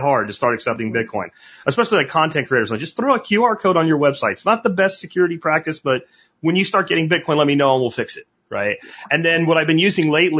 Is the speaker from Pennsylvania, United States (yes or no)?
yes; Pennsylvania, United States; I grew up in kind of like this region of Pennsylvania that is just all Slovakian